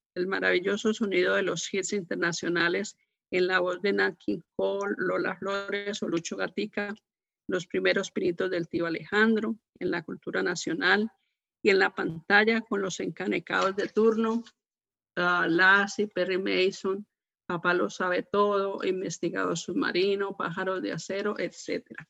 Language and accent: Spanish; Armenia, Quindío, Colombia; moved away; Yo soy de una ciudad que se llama Armenia, del departamento del Quindío